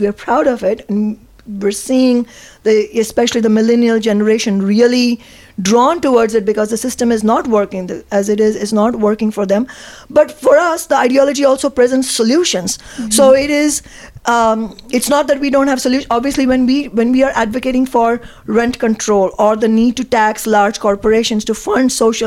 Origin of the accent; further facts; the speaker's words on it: Mumbai, Maharashtra, India; now in United States; I grew up in Mumbai in India